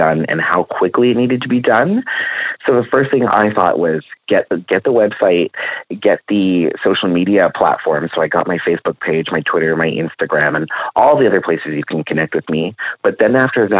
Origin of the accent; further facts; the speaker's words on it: Guelph, Ontario, Canada; also born or lived in Los Angeles; Born and raised in Guelph.